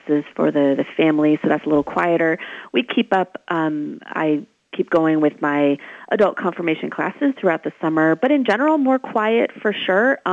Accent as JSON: {"language": "English", "town": "Washington", "region": "District of Columbia", "country": "United States", "tie": "born or raised there", "said": "I grew up in the Washington, D.C. area"}